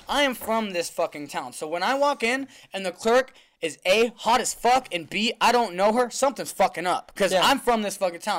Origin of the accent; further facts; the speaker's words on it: Yerington, Nevada, United States; moved away; because my hometown's so small